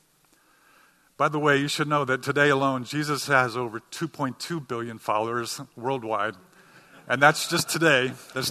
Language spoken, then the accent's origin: English; Cincinnati, Ohio, United States; now in New England, United States; some of you know I'm from Cincinnati, Ohio